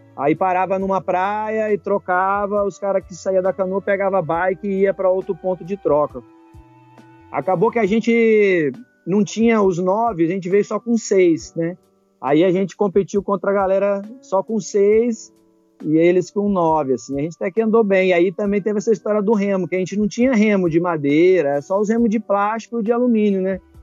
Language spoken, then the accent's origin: Portuguese; Cerrado, Brazil; Eu sou do Cerrado